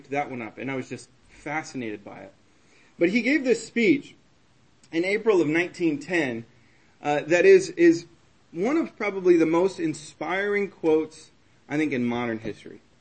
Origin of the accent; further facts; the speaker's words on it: Texas, United States; now in Vermont, United States; I'm from Texas